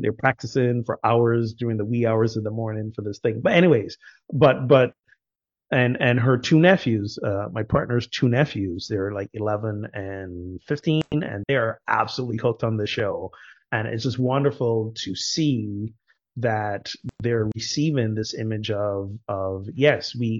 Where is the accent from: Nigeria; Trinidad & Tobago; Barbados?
Barbados; also born or lived in United States; now in Morocco; my home country, Barbados, which arguably is a little more gender progressive